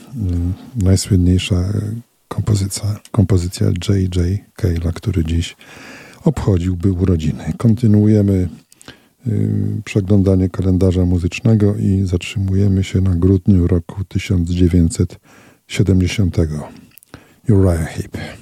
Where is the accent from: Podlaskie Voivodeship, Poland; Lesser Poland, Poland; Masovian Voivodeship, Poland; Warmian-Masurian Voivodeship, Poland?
Masovian Voivodeship, Poland; Radom; moved away as an adult; now in Olsztyn, Poland; Ja pochodzę z Radomia